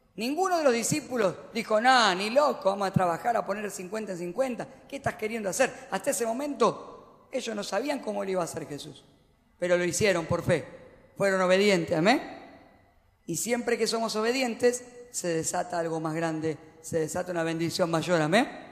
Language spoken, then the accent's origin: Spanish; Argentina; como los argentinos